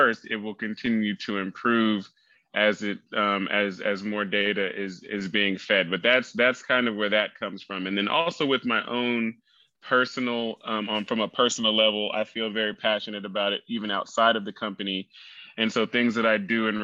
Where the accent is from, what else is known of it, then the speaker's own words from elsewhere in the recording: Oklahoma, United States; moved away; also born or lived in California; I grew up in Oklahoma